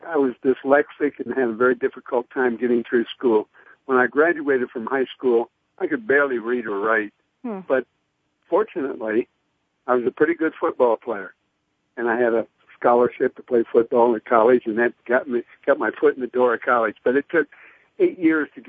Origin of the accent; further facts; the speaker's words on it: Ypsilanti, Michigan, United States; I grew up in Ypsilanti, suburb of Detroit, working class suburb